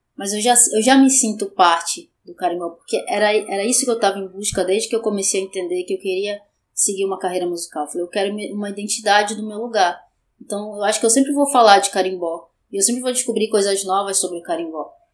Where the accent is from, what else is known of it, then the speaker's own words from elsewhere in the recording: Brazil; Eu sou de Coraci